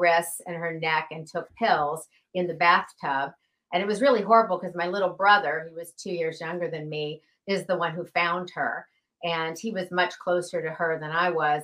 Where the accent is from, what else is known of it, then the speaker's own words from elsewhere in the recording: Atlanta, Georgia, United States; I was actually raised in Atlanta, Georgia